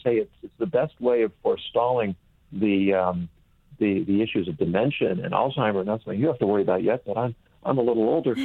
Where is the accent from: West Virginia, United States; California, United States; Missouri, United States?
California, United States; moved away as an adult; I grew up in California